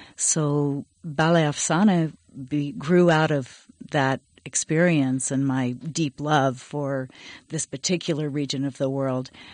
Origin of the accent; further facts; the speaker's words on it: Berkeley, California, United States; I grew up mostly in Berkeley